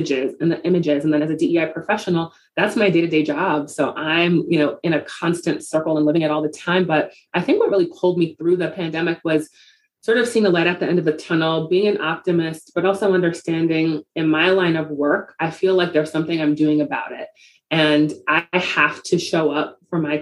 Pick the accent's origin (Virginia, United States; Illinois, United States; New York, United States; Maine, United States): New York, United States; New York City; Growing up in the Bronx, I was a beneficiary of a lot of programs that helped inner city kids just see what's possible